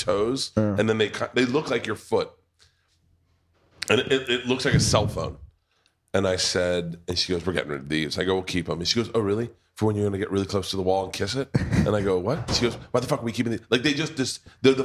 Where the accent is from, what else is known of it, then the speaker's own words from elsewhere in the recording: United States; we're American